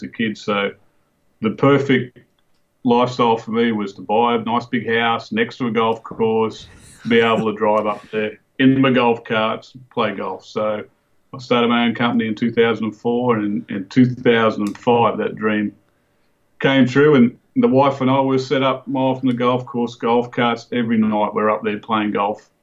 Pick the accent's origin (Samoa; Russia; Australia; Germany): Australia; Cootamundra, New South Wales; moved away as an adult; now in Texas, United States; born and raised in Cootamundra, New South Wales